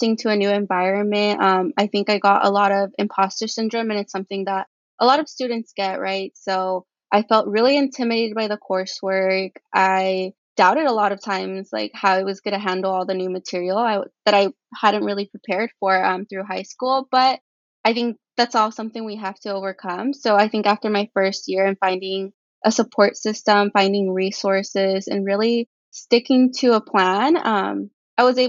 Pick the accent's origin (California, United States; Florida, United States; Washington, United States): California, United States; Salinas; also born or lived in Los Angeles, California; I was raised in Salinas, California